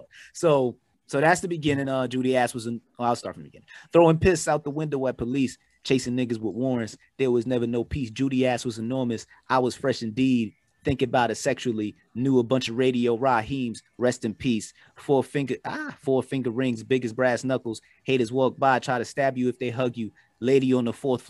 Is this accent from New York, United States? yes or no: yes; New York, United States; we're from New York